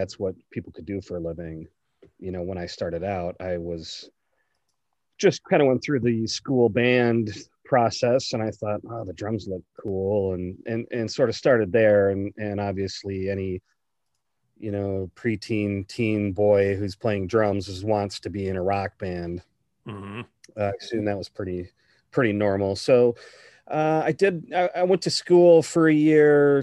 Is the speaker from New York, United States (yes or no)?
no; Madison, Wisconsin, United States; I grew up around Madison, Wisconsin